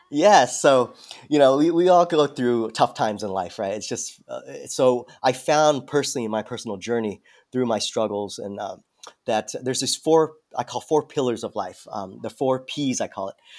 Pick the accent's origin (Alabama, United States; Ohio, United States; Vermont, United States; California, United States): California, United States; San Diego; I'm from San Diego originally.